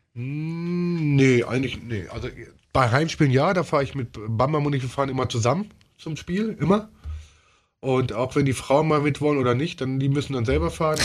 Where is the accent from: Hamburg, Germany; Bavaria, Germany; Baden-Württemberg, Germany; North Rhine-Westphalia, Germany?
North Rhine-Westphalia, Germany; Ruhr area; ich komme ja aus dem Ruhrgebiet